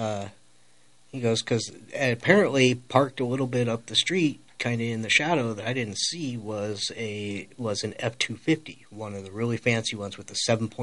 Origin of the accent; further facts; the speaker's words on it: Colorado, United States; I'm from Colorado